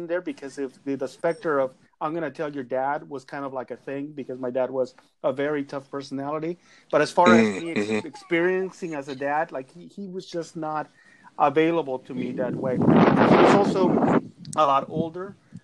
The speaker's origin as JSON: {"language": "English", "country": "Mexico", "also_born_or_lived": "Los Angeles, United States", "moved": "yes", "lives_now": "United States", "said": "I'm originally from Mexico. I came here to the U.S. About 30 years ago"}